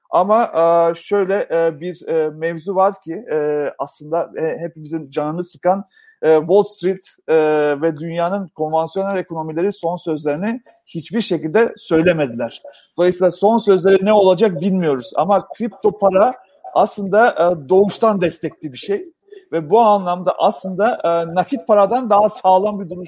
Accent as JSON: {"language": "Turkish", "country": "North Macedonia", "tie": "born there", "said": "Ben e, Yugoslavya'da doğdum. şu an Makedonya'da doğdum. Makedonya'da genç yoktur abi."}